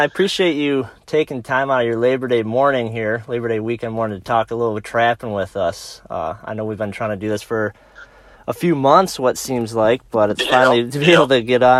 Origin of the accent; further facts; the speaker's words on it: Harbor Beach, Michigan, United States; Him and I went to high school together. We're both from Harbor Beach